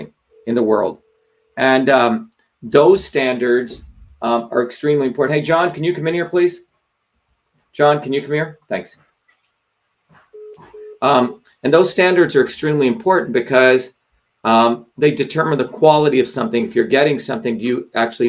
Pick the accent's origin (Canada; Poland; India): India; moved away; growing up in India